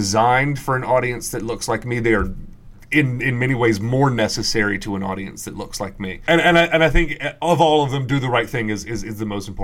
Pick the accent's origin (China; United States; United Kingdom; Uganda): United States; the South, Southern United States; being a Southerner and being especially a rural Southerner